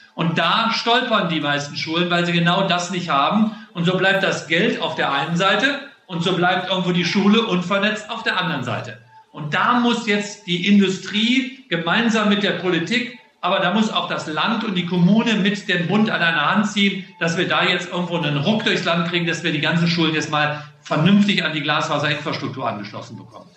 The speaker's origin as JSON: {"language": "German", "town": "Solingen", "region": "North Rhine-Westphalia", "country": "Germany", "tie": "born or raised there", "moved": "yes", "said": "Das ist meine Heimatstadt, da komme ich her"}